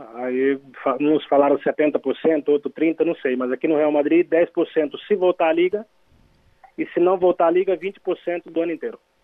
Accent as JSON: {"language": "Portuguese", "town": "Garça", "region": "São Paulo", "country": "Brazil", "moved": "as an adult", "lives_now": "Spain", "said": "eu sou de Garça, não sou de, de, de Cachoeira de Itapemirim"}